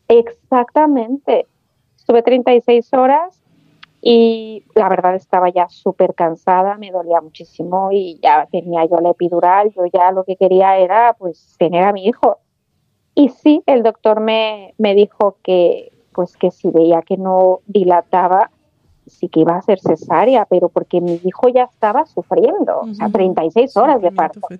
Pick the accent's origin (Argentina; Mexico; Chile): Chile; moved away as an adult; now in Spain; yo me vine de Chile a España y me traje mi trabajo de Chile